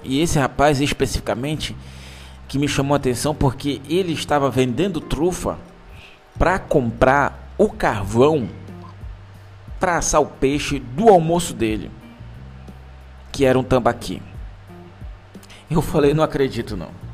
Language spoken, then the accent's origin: Portuguese; Manaus, Amazonas, Brazil; sou de Manaus.